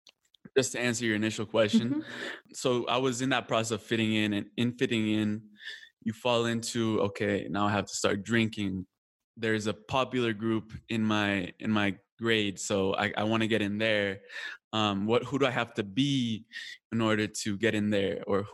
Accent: Colombia; also born or lived in California; now in United States; Now it was like, no, I'm Colombian. I'm from Colombia, you know? No, I'm from Colombia. I'm from Colombia.

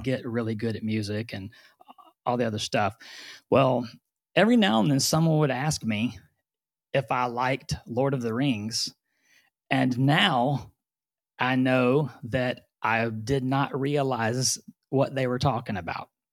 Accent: Orange, Texas, United States; also born or lived in Houston area; now in Houston, United States; I was born in Orange, Texas, which is the very far southeast corner of Texas

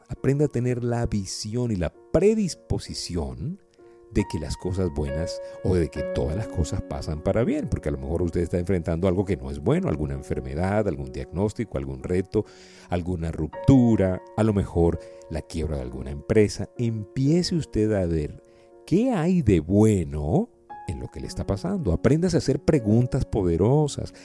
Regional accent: Venezuela; also born or lived in Colombia / United States; hablo como venezolano, y como persona que también ha emigrado, ahorita pues estoy en Venezuela

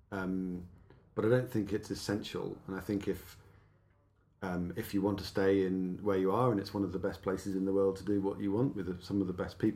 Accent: Exeter, South West England, United Kingdom; moved away as an adult; also born or lived in Oxford / Nottingham; so I, I, grew up in the southwest of England.

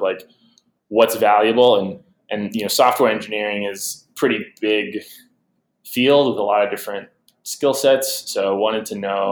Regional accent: Portland, Oregon, United States; my hometown team, the Portland Trail Blazers

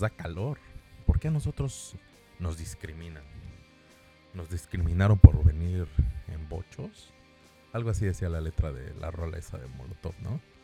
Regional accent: Mexico City, Mexico; yo soy de la Ciudad de México

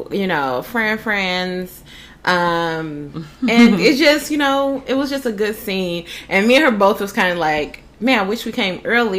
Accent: Ohio, United States; now in Florida, United States; we're both from the Midwest. She's from Indy. I'm from Ohio.

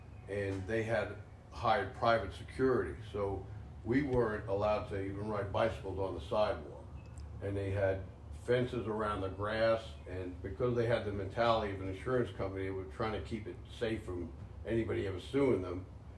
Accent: New York City, New York, United States; moved away; also born or lived in Manhattan; I was born in the hospital of Manhattan. Don't really know why we went to that hospital in Manhattan. It was Jewish Memorial, but I grew up in the Bronx.

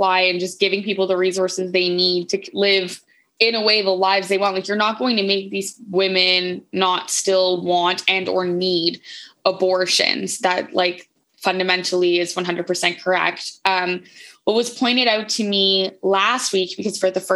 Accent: Moncton, New Brunswick, Canada; I'm from Moncton

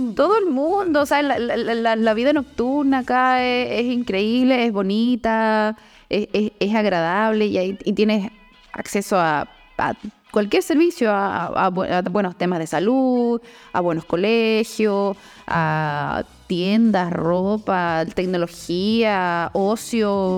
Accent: Puerto Montt, Los Lagos, Chile; also born or lived in Valdivia; de donde yo vengo, que es Puerto Montt.

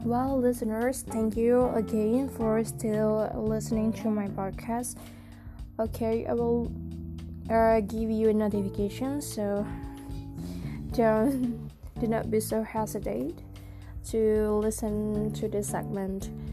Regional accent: Indonesia; I come from Indonesia, a country with thousands culture, ethnics, and traditions.

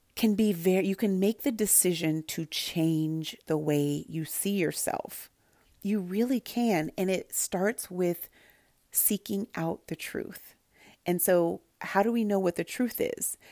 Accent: Santa Barbara, California, United States; I grew up in Santa Barbara, California, where there were a lot of people who didn't look like me

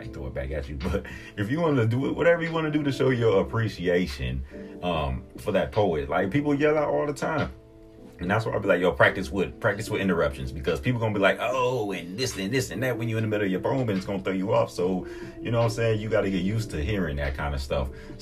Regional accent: Milwaukee, Wisconsin, United States; I'm from the Poetry Unplugged era in Milwaukee

